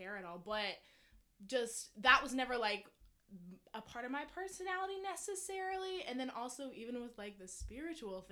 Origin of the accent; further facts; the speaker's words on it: Decatur, Georgia, United States; I grew up in Decatur, which is right outside of Atlanta